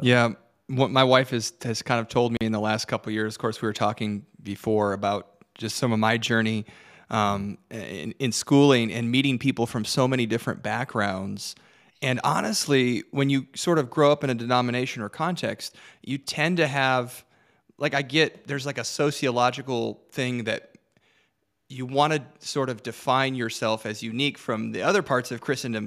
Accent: Detroit, Michigan, United States; moved away; I'm originally from Detroit

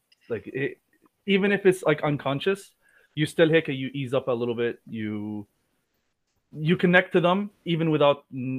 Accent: Canada; also born or lived in Saudi Arabia / Jordan; Because like I said, I grew up here. I'm pushing like my 17th or 18th year here. So I came at a very young age. But it's like I don't identify immediately. Oh, I'm just a Canadian. Like I'm a Canadian with Arab background, Arab roots.

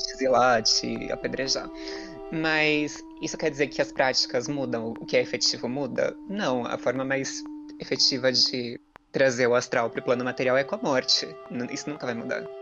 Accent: Brazil; a gente é brasileiro

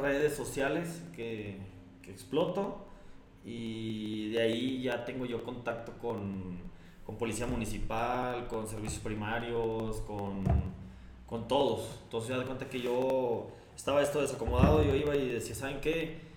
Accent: Monclova, Coahuila, Mexico; now in Saltillo, Mexico; llegué a Saltillo aquí en el 91. Soy de Monclova, Coahuila.

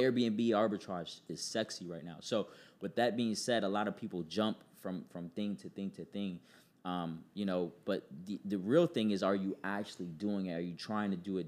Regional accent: New York City, New York, United States; I was born in New York City, uh, Queens, to be exact.

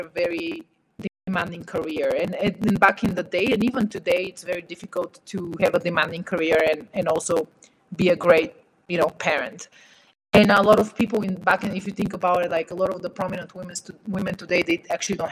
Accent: Bulgaria; moved away; in Eastern Europe, where I come from Bulgaria

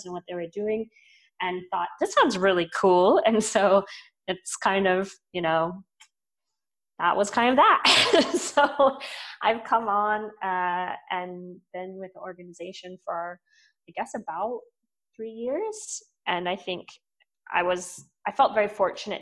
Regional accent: Texas, United States; moved away as an adult; also born or lived in Boston; now in Austin, United States; I grew up in Texas, so it's kind of going home

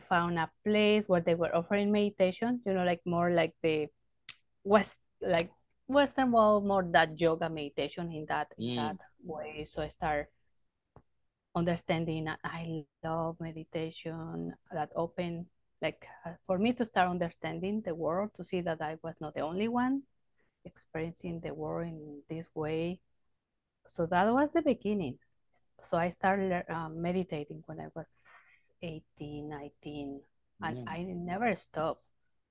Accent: Mexico City, Mexico; I grew up in Mexico City. I was born in Mexico City, urban space.

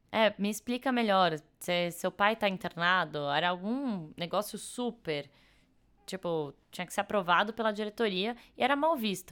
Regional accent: São Paulo, Brazil; sou de São Paulo, nasci e morei aqui a vida inteira

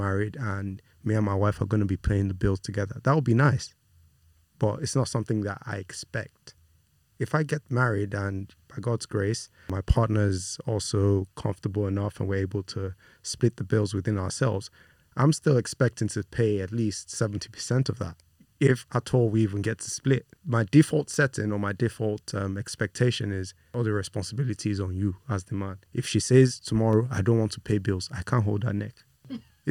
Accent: Nigeria; also born or lived in United Kingdom; I was born in the UK, but I was raised in Nigeria by Nigerian parents, Nigerian extended family all around.

